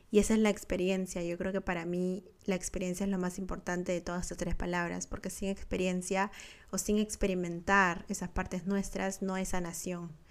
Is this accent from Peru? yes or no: yes; Peru; moved away as an adult; now in Australia; Soy peruana y de nacimiento viví en Perú por 27 años de mi vida. La verdad que nunca me sentí tan peruana como cuando me mudé, cuando empecé a vivir en otro país, cuando me vine a Australia.